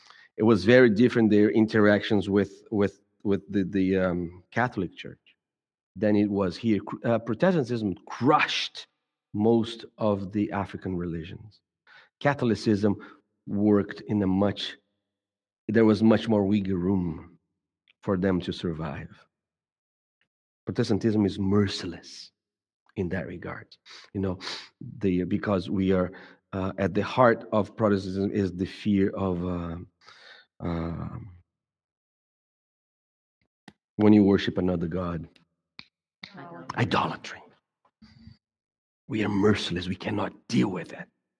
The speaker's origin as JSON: {"language": "English", "country": "Brazil", "tie": "born or raised there", "moved": "yes", "lives_now": "United States", "said": "I grew up in Brazil."}